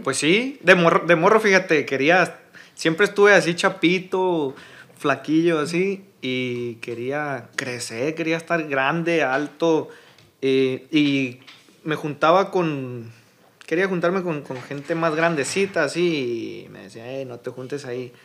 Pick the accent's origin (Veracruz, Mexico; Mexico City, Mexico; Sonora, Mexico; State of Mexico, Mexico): Sonora, Mexico; Hermosillo; also born or lived in Navojoa, Sonora; soy originario, nací en Navojoa, Navojoa, Sonora, pero toda mi vida he vivido aquí en, en Hermosillo